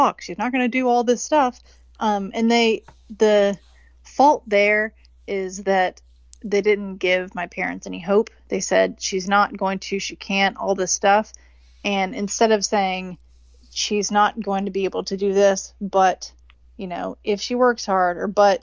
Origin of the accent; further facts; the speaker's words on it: Richmond, Virginia, United States; MCV in Richmond, Virginia, my hometown